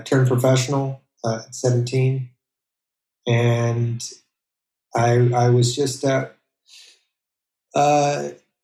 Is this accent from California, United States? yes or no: yes; Monterey Bay, Central California, United States; also born or lived in Indonesia; I grew up in the Monterey Bay, Central California